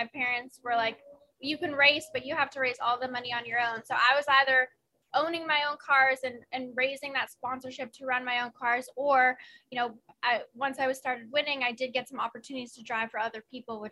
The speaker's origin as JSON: {"language": "English", "country": "Canada"}